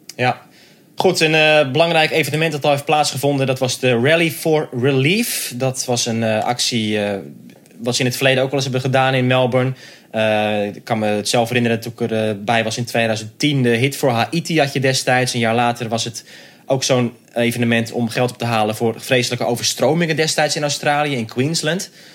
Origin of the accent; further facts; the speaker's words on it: Netherlands; voor ons als Nederlanders